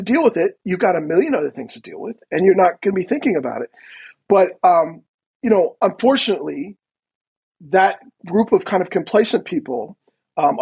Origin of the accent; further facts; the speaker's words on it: United States; as an American